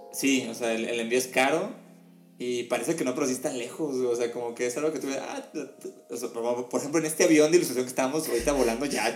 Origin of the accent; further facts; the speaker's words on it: Mexico; siendo mexicanos